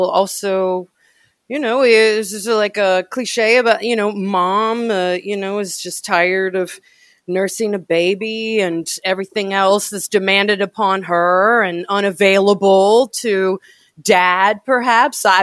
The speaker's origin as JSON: {"language": "English", "town": "Louisville", "region": "Kentucky", "country": "United States", "tie": "born or raised there", "also_born_or_lived": "Indianapolis / Houston / Austin", "said": "No, uh, I was born in Indianapolis and I was raised in Louisville before my family moved to Houston and then to Austin."}